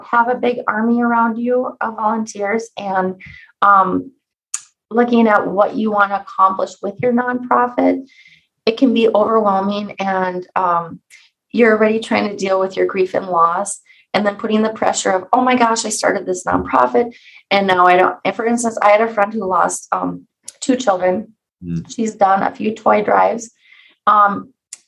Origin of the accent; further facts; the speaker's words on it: Alexandria, Minnesota, United States; I'm from Alexandria, Minnesota